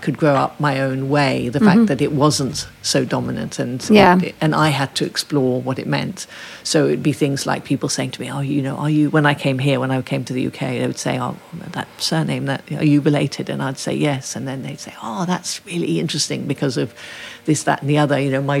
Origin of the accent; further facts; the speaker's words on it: Ethiopia; I think that's because I grew up in Ethiopia, where nobody really knew about that suffragette heritage.